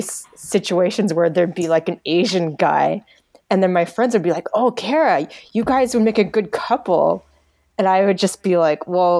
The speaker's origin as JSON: {"language": "English", "town": "Orillia", "region": "Ontario", "country": "Canada", "tie": "born or raised there", "said": "I was used to being around mainly white people growing up in Aurelia. Like I was the only Korean kid."}